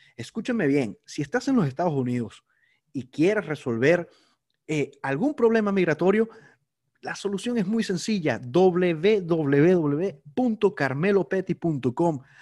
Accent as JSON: {"language": "Spanish", "country": "Venezuela", "said": "somos todos los, venezolanos"}